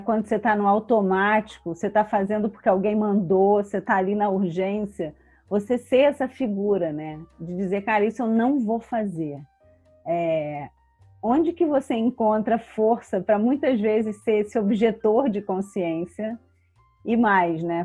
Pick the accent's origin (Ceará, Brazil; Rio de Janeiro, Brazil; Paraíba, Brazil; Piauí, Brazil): Rio de Janeiro, Brazil; eu sou carioca